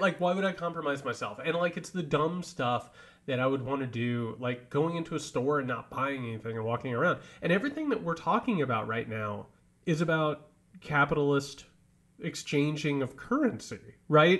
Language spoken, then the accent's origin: English; Indiana, United States; now in Georgia, United States; I grew up in Indiana